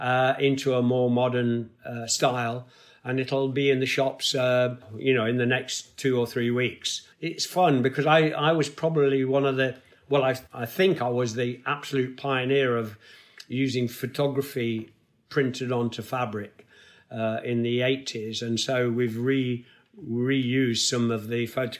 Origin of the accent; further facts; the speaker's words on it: Nottingham, East Midlands, United Kingdom; my hometown of Nottingham